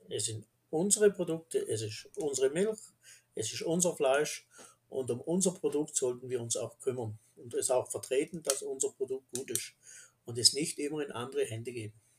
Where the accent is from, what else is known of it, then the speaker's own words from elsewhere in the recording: Black Forest, Baden-Württemberg, Germany; Wir im Schwarzwald